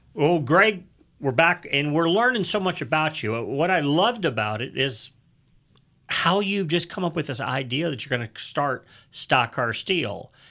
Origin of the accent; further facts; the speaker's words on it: St. Louis, Missouri, United States; I came from the St. Louis area